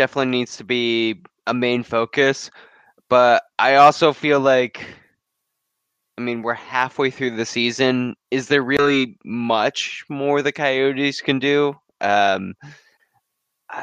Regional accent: Western New York, United States; now in Arizona, United States; I grew up in Western New York

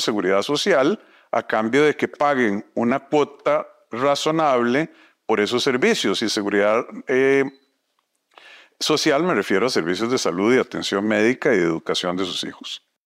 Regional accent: Costa Rica; Como somos los costarricenses

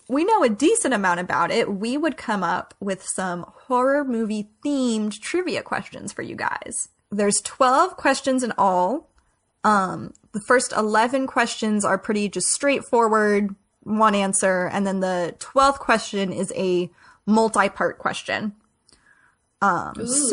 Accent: Salem, Massachusetts, United States; we come from Salem, Massachusetts

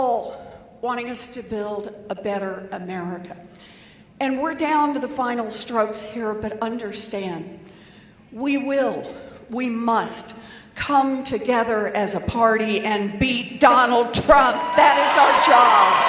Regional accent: Oklahoma, United States; moved away; I was born and raised in Oklahoma.

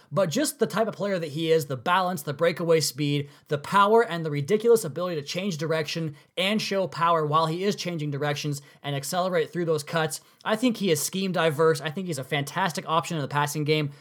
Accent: Washington, United States; out here in my hometown, my neck of the woods out in Washington State.

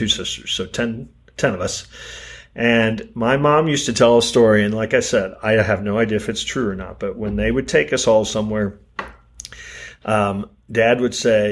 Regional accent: Kansas City, Missouri, United States; born or raised there

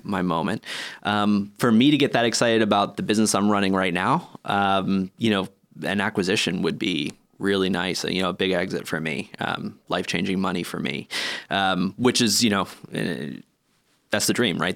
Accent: Northeast US, United States; moved away as an adult; also born or lived in Boston / New York / San Francisco, California; now in Helsinki, Finland; I grew up in the Northeast of the U S, in Boston, um, in New York

